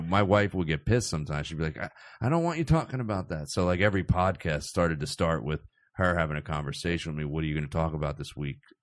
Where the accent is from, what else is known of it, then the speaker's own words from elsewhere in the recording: Cherry Hill, New Jersey, United States; I grew up in South Jersey